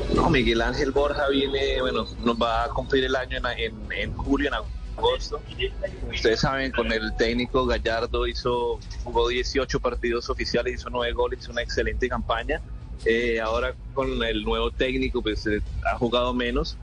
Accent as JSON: {"language": "Spanish", "country": "Colombia", "said": "tenemos los colombianos"}